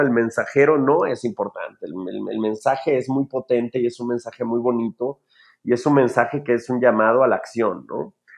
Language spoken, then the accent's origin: Spanish; Mexico City, Mexico; crezco en, un barrio, eh, probablemente el segundo barrio más peligroso de la Ciudad de México, que es el barrio de la Guerrero